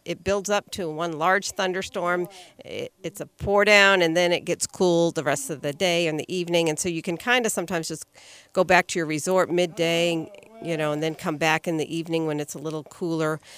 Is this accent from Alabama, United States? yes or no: no; Florida, United States; I'm from Florida there